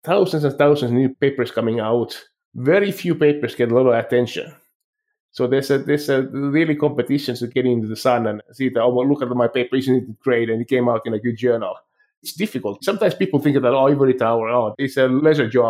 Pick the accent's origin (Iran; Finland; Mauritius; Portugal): Finland; moved away as an adult; also born or lived in France / Stockholm, Sweden / Boston, United States / Philadelphia, United States; now in Calgary, Canada; when I was growing up in Finland